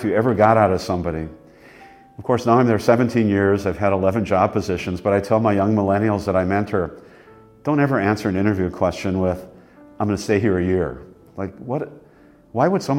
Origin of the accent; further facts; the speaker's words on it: Wisconsin, United States; moved away as an adult; also born or lived in Los Angeles, United States; I'm from here. Like, I'm from Wisconsin all the time